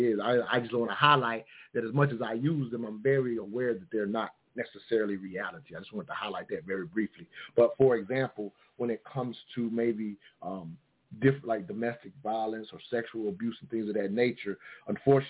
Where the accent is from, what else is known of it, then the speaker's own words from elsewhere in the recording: the South, United States; I'm growing up in the South